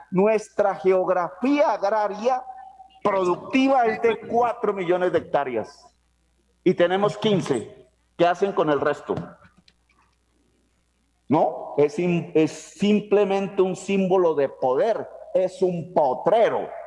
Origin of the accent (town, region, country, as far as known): Colombia